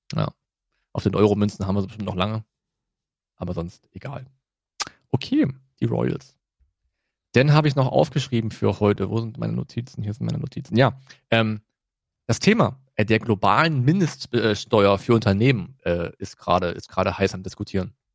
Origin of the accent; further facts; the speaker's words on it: Germany; wir sind halt Deutsche